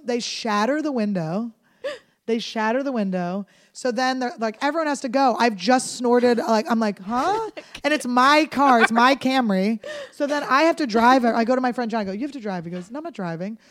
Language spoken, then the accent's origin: English; Philadelphia, Pennsylvania, United States; I grew up in Philadelphia